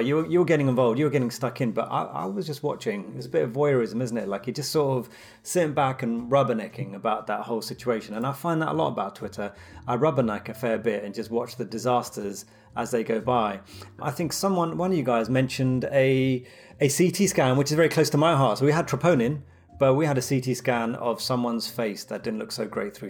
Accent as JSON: {"language": "English", "region": "London", "country": "United Kingdom", "tie": "born or raised there", "said": "being Londoner"}